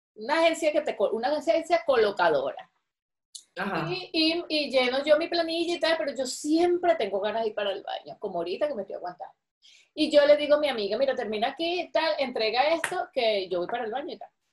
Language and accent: Spanish; Venezuela; moved away; also born or lived in Caracas; las cosas que me estoy perdiendo de mi país